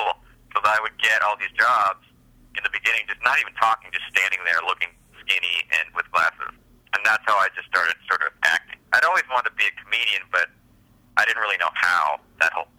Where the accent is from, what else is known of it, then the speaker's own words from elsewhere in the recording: La Crescenta, California, United States; I grew up in La Crescenta